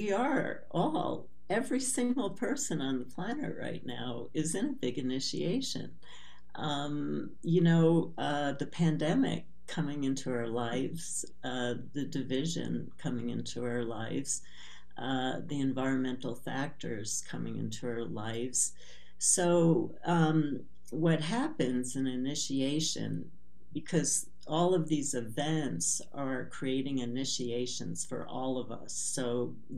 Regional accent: New York City, New York, United States; I was born in Brooklyn, New York, to very traditional family who grew up with immigrant parents in a lower class neighborhood in Brooklyn

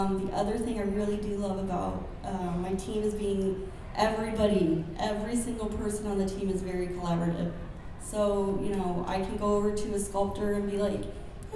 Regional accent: Arizona, United States; moved away; I'm originally from Arizona and I have zero family here

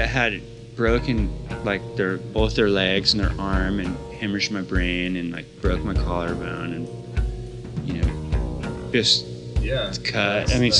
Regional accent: San Jose, California, United States; moved away as an adult; Yeah, I moved there when I was 20 from San Jose

